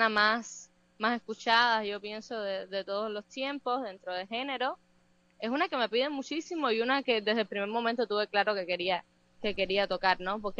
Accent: Havana, Cuba; Yo soy de, La Habana, de la capital de, Cuba. Allá empecé a estudiar violín a, los ocho años

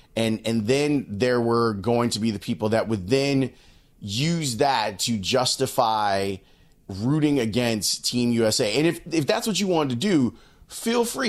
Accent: United States; me as an American

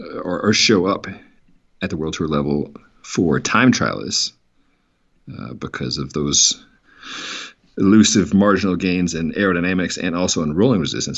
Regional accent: New Mexico, United States; my home state of New Mexico

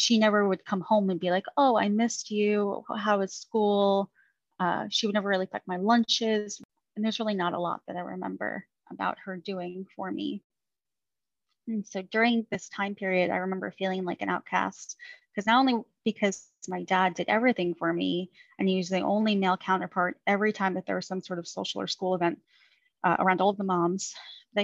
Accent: Long Island, New York, United States; also born or lived in Queens, New York; now in Virginia Beach, United States; I grew up in Queens, New York for about 5.5 years of my life until we moved out to Long Island

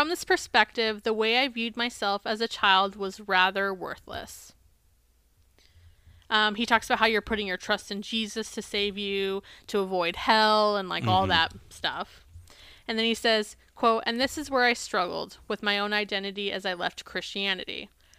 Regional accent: United States; Or being American, we have this like framework in our head of like, we're so much better than these other places.

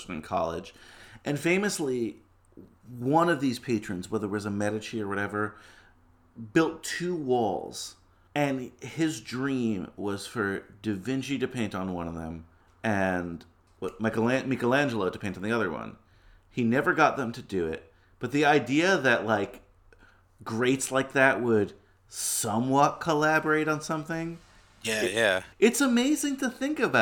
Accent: New York City, New York, United States; I'm a New Yorker. I live in Manhattan. I was born in Queens

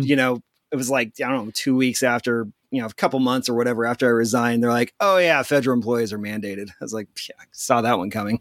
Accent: near Topeka, eastern Kansas, United States; also born or lived in Abilene, Texas; I grew up in eastern Kansas, uh, right outside the, uh, state capital, Topeka, and I grew up here.

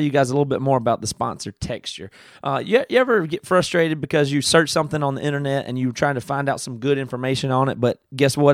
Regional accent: Greenville, South Carolina, United States; moved away; I grew up in a, like a farm, I mean, not a farm, but just super rural in South Carolina

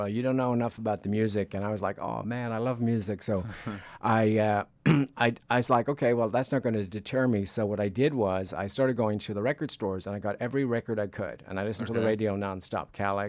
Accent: Dublin, Leinster, Ireland; moved away as an adult; also born or lived in San Francisco Bay Area, United States; now in United States; I'm from Ireland.

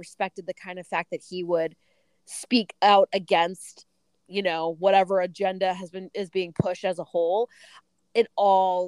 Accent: New Jersey, United States; also born or lived in Philadelphia outskirts; now in Philadelphia, United States; I live in the freaking outskirts of Philadelphia. We're from Jersey

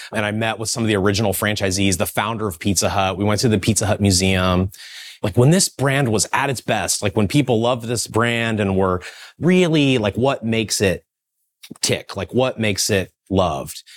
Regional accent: Kokomo, Indiana, United States; moved away; I grew up in Kokomo, Indiana.

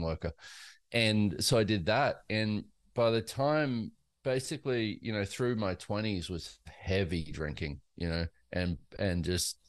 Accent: Australia; now in United States; I grew up in Australia and in a very lower class kind of situation

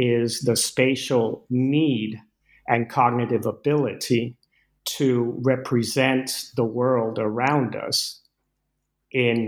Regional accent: Caracas, Capital District, Venezuela; moved away as an adult; now in United States; I grew up in Venezuela with Danish parents, and I moved. I first set foot in the U.S. at age 18

